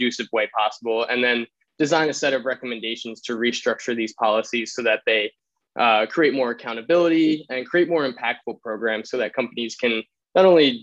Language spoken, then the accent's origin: English; New York City, New York, United States; moved away as an adult; now in Vermont, United States; I'm originally from New York City.